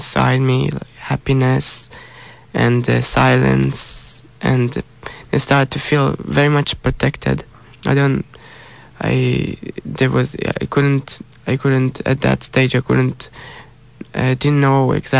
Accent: Israel; I'm from Israel

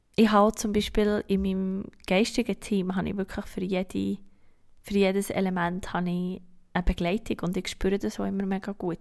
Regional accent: Switzerland; bei uns in der Schweiz

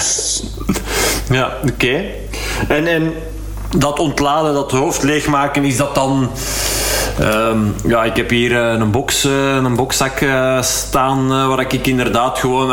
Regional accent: Hallaar, Flanders, Belgium; in Hallaar, uh, waar ik ben opgegroeid

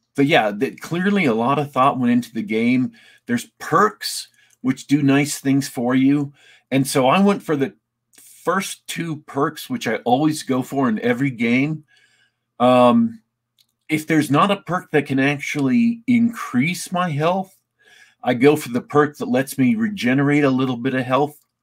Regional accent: Isle of Man; I'm actually Manx, not quite Welsh

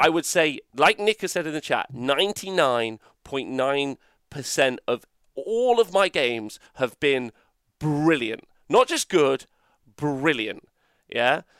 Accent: England, United Kingdom; We're fucking English

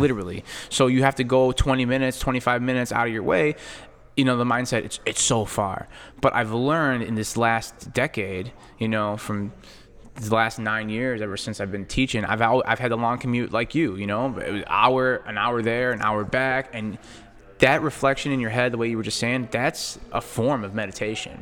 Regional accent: Chicago, Illinois, United States; we grew up in Chicago

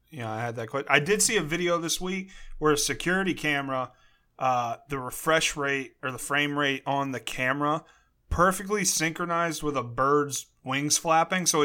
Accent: Maryland, United States; my hometown, uh, in Maryland

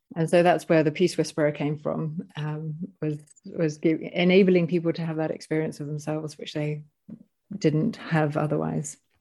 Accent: United Kingdom; moved away as an adult; also born or lived in Panama; I'm British

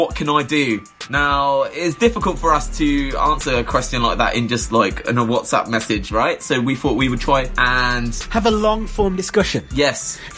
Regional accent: Niterói, Rio de Janeiro, Brazil; I'm from Niterói, Brazil.

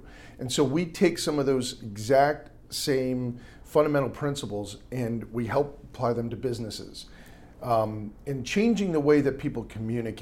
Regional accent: outside of Manhattan, New York, United States; now in Washington, D.C., United States; I grew up outside of Manhattan

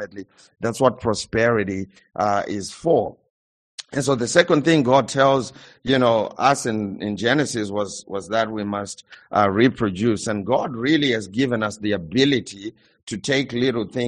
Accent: Zimbabwe; I come from Zimbabwe

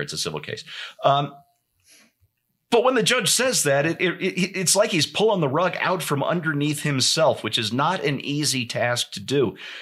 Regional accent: United States; as an American who has maybe some issues with how liable is determined in this country

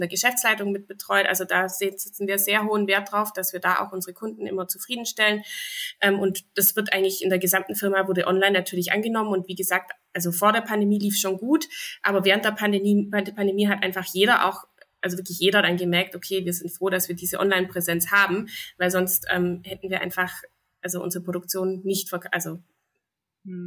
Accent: Zollernalbkreis, Baden-Württemberg, Germany; hier hier bei uns in Baden-Württemberg und sogar im Zollernalbkreis

